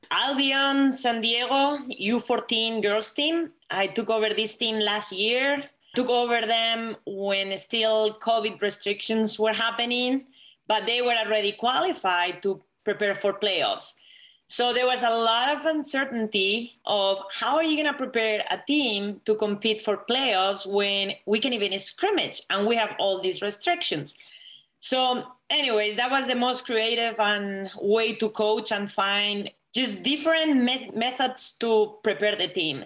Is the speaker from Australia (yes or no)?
no; Spain; English is a second language; moved away as an adult; now in United States; I'm not Latina because I'm from Spain.